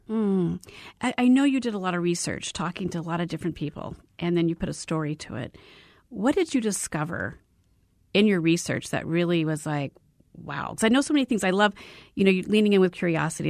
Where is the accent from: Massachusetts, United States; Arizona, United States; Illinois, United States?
Arizona, United States; I was born and raised in Arizona